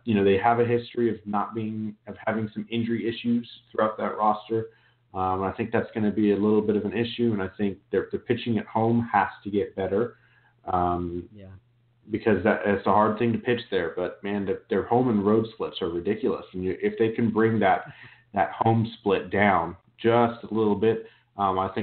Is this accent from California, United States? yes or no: yes; Turlock, California, United States; I grew up in Turlock, Modesto area